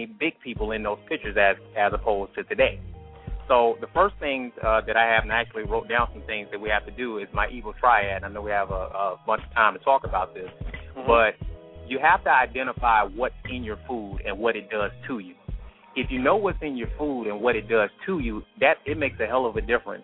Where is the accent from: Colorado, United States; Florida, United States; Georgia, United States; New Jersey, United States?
Georgia, United States; Atlanta; now in Grand Prairie, United States; I'm from Atlanta, Georgia